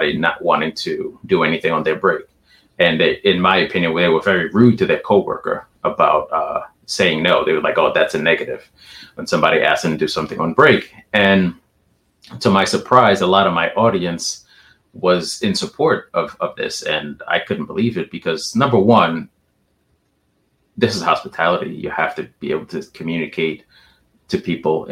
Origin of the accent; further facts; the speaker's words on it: New York, United States; I'm from New York